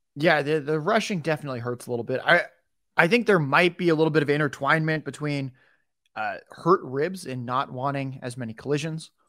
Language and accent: English; San Diego, California, United States; I was raised in San Diego